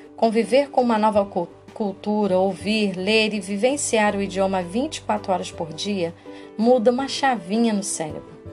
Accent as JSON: {"language": "Portuguese", "country": "Brazil", "said": "para nós brasileiros"}